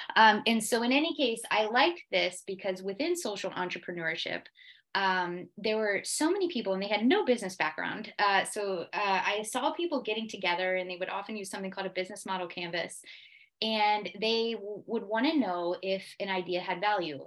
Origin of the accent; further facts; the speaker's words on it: United States; moved away as an adult; also born or lived in Switzerland; now in Geneva, Switzerland; I am American